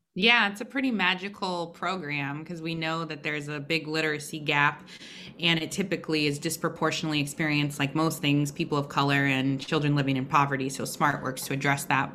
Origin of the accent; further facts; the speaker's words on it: Portland, Oregon, United States; growing up in Oregon